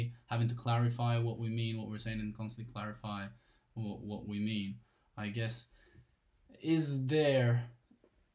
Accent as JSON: {"language": "English", "country": "Bulgaria", "tie": "born or raised there", "moved": "yes", "said": "as like my hometown, because I'm originally from Bulgaria"}